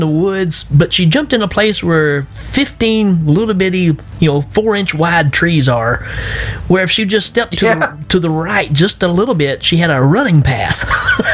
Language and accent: English; Tennessee, United States; I'm from Tennessee